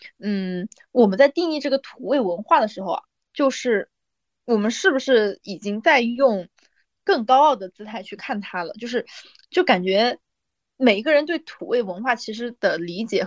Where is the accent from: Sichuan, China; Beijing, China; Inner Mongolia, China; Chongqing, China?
Beijing, China; 我是北京的，你知道吧？